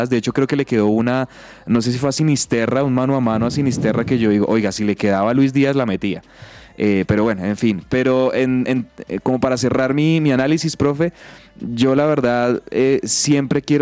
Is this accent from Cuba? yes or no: no; Colombia; no quiero yo, como colombiano, no quiero que Colombia caiga en eso.